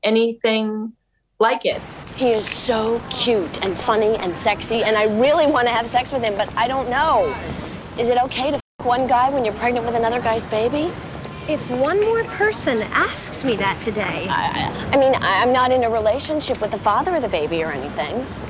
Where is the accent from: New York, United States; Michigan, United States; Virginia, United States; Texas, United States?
New York, United States; New York City; I'm a New Yorker